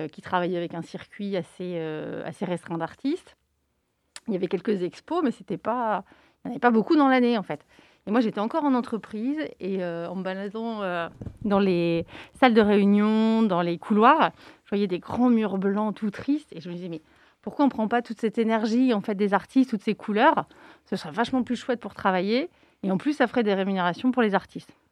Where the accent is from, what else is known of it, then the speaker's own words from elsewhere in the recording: Nantes, Pays de la Loire, France; nous, on est nantais et euh, on travaille avec des artistes nantais. On a de la chance à Nantes